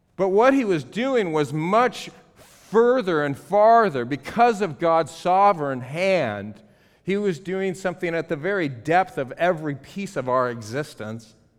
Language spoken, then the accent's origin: English; Los Angeles, California, United States; I'm from Los Angeles